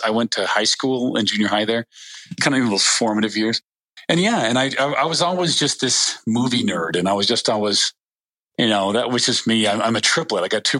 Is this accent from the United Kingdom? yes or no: no; Western United States, United States; also born or lived in Salt Lake City, United States; Well, I was born in Salt Lake City, but I grew up all over the Western United States.